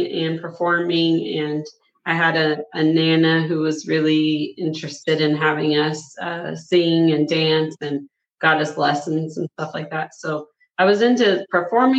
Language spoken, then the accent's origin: English; Chandler, Oklahoma, United States; also born or lived in Shawnee, Oklahoma; now in Emporia, Kansas, United States; I'm originally from Chandler, Oklahoma. I was born in Shawnee on the Citizen Potawatomi Nation territory down there.